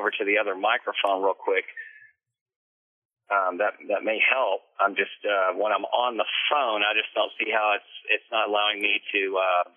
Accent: Houston, Texas, United States; also born or lived in Canyon Lake, Texas / Austin, Texas; My dad was a Houston cop and lived here from birth until 1982

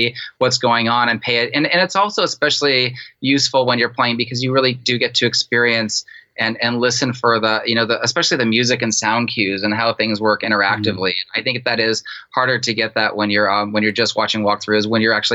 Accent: San Francisco, California, United States; I grew up in San Francisco

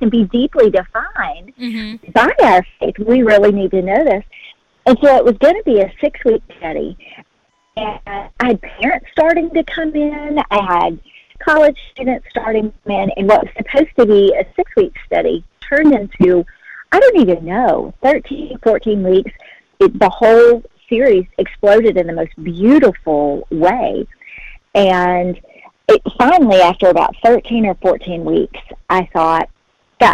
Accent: Hopkinsville, Kentucky, United States; accent: Southern; also born or lived in Birmingham, Alabama; I actually ended up living in my hometown, which I never thought would happen. Mm-hmm. I grew up here in Hopkinsville

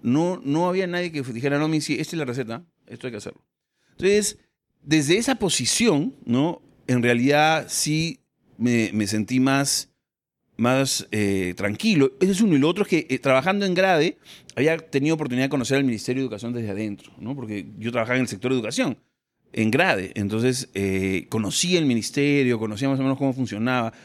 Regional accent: Peru

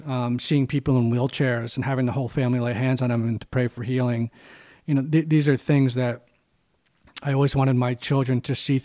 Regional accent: Greenwich, Connecticut, United States; I grew up in the Greenwich public school system, Riverside Eastern and Greenwich High School

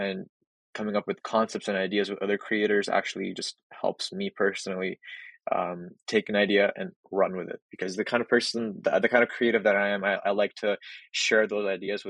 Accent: Edmonton, Alberta, Canada; I'm from Edmonton. I'm a local creative.

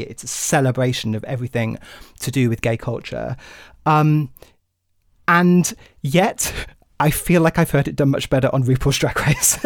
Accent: United Kingdom; my home country

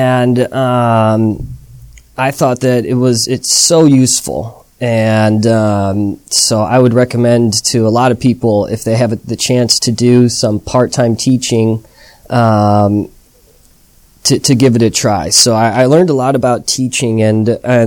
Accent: United States; moved away as an adult; also born or lived in Chicago; now in Shanghai, China

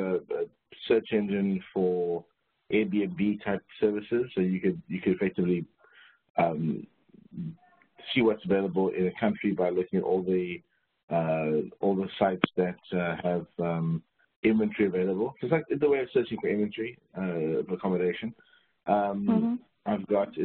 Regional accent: South Africa; moved away as an adult; also born or lived in Silicon Valley; born in South Africa in 1979 during the sort of peak era of apartheid

